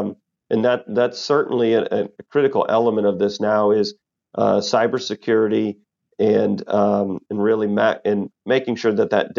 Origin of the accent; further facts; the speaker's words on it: Texas, United States; And growing up in Texas and you know, living my 45 years here, I've never had to experience that.